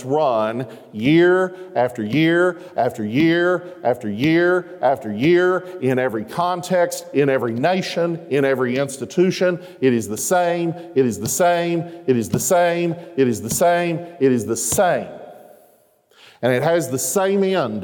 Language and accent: English; Arkansas, United States; I'm from Arkansas